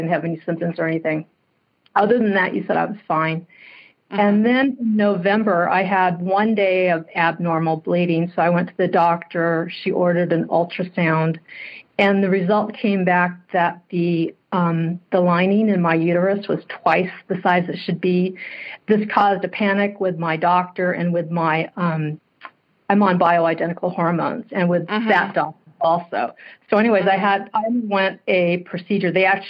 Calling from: Santa Clarita, California, United States; I'm calling from Southern California, Santa Clarita.

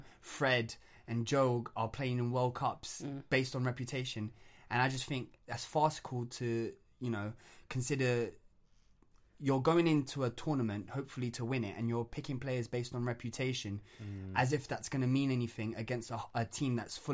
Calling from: Brazil; I'm speaking from Brazil here

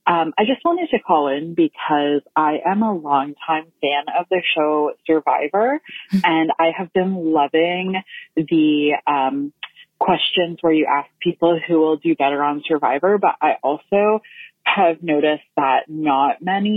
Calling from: Memphis, Tennessee, United States; I'm calling from Memphis.

